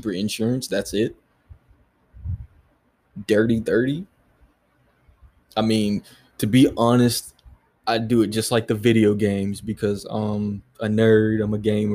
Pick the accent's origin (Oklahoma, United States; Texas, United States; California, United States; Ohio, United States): California, United States; San Diego; now in Hawaii, United States; I am originally from San Diego. Yeah. So, Cali kid, right?